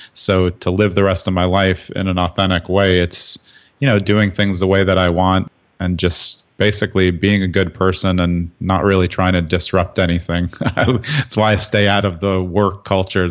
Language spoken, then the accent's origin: English; New York City, New York, United States; moved away as an adult; now in New Jersey, United States; I grew up in Brooklyn, so I was used to city-type living